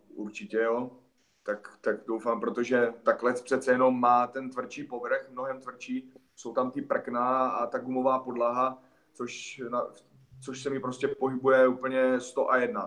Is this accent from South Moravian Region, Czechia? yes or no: yes; Hostěradice, South Moravian Region, Czechia; vedle Hostiradic, odkud pocházím